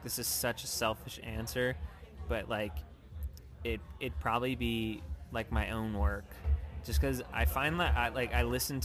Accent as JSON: {"language": "English", "area": "suburbs outside Philadelphia", "region": "Pennsylvania", "country": "United States", "moved": "yes", "lives_now": "Los Angeles, United States", "said": "I'm from, like, right outside of Philly in the suburbs."}